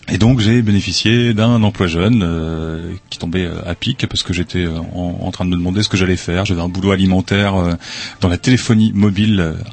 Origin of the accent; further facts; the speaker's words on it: Lens, Hauts-de-France, France; moved away; moi, je suis originaire de du Nord-Pas-de-Calais, du de Lens exactement, enfin à côté de Lens.